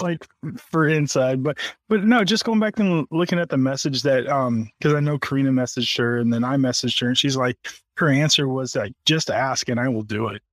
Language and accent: English; Oregon, United States; also born or lived in Norfolk, Virginia; I was born in Oregon